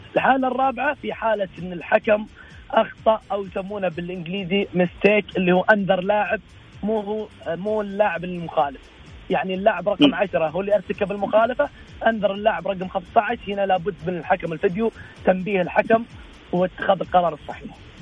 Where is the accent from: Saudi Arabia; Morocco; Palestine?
Saudi Arabia; عندنا في السعوديه